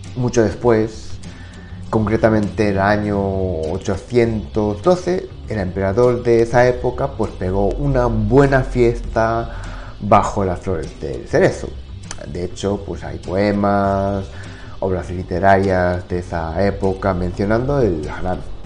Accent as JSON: {"language": "Spanish", "country": "Japan", "second_language": "Spanish", "moved": "yes", "said": "soy de, de pueblo, campo, así que la imagen que, todos tienen de Japón, pues que me imagino que es de Tokio, Osaka, ciudades grandes, pero bueno, yo no soy de, esas ciudades"}